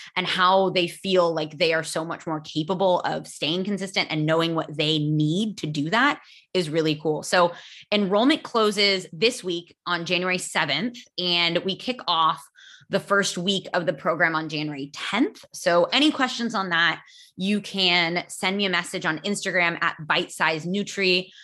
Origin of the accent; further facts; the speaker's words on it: United States; first language English; I am American